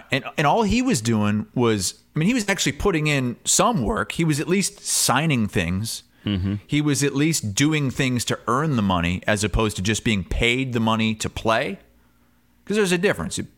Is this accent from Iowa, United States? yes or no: yes; Iowa, United States; I'm from Eastern Iowa, so okay.